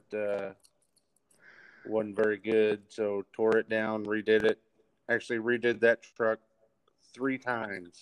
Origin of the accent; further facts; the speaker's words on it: Seymour, Indiana, United States; I'm from Seymour, Indiana